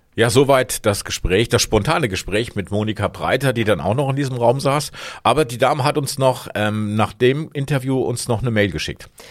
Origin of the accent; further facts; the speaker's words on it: Hesse, Germany; ich komme aus Hessen